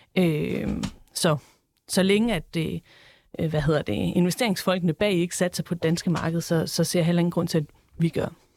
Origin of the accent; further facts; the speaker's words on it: Esbjerg, Southern Denmark, Denmark; jeg er selv fra Esbjerg